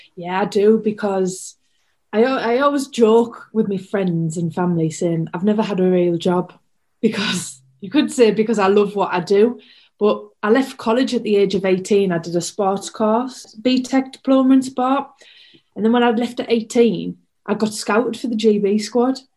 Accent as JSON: {"language": "English", "town": "Hartlepool", "region": "North East England", "country": "United Kingdom", "tie": "born or raised there", "said": "my hometown"}